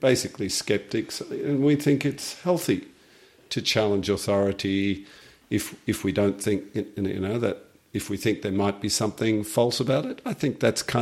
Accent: Australia; we as the Australian nation

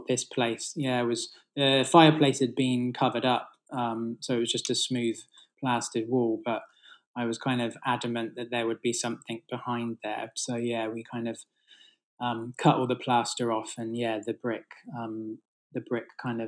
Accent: Bath, South West England, United Kingdom; I grew up in Bath, actually, so beautiful kind of architecture there.

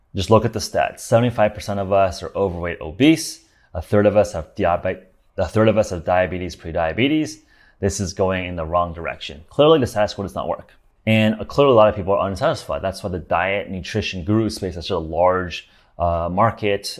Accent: Los Angeles, California, United States; I grew up in Los Angeles

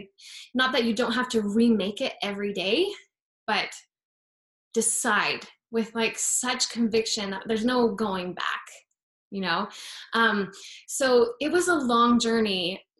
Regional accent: Utah, United States; I grew up in Utah, so we'd go walk the mall because of the winter, it's so cold

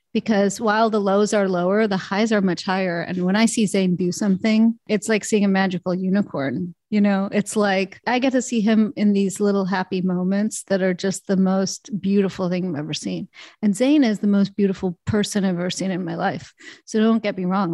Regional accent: Alabama, United States; also born or lived in Canada; growing up in Alabama

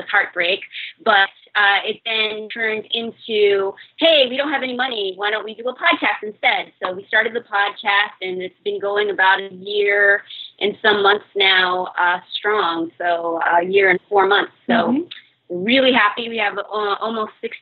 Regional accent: Bay Area, California, United States; moved away as an adult; now in Los Angeles, United States; I hail from the Bay Area

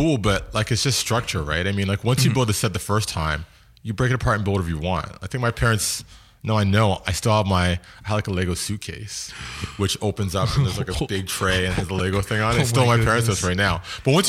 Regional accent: Markham, Ontario, Canada; born or raised there

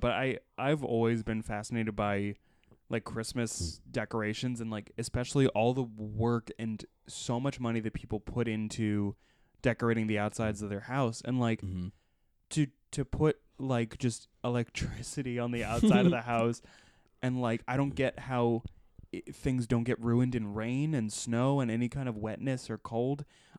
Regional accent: Philadelphia, Pennsylvania, United States; In the Philly area.

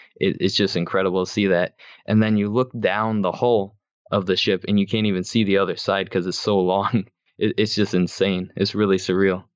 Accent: Michigan, United States; I'm from Michigan, and I'm a freshman in college this year.

